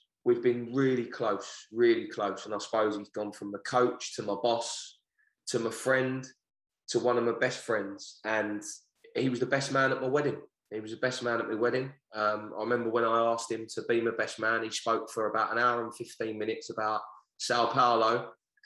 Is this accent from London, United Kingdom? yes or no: yes; London, United Kingdom; moved away as an adult; now in Hartford, United States; I'm from the Downham estate